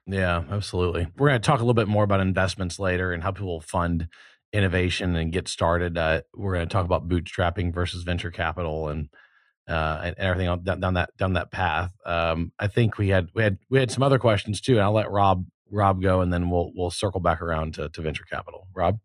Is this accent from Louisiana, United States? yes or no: yes; Louisiana, United States; also born or lived in Texas; I was born in Louisiana